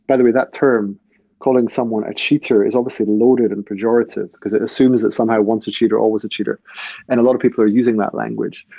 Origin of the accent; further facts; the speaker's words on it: Scotland, United Kingdom; I'm from Scotland